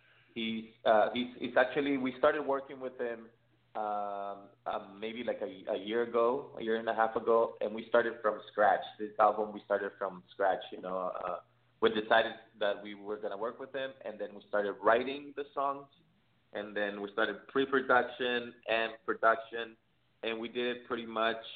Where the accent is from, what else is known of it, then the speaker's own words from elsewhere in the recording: San Diego, California, United States; We're from San Diego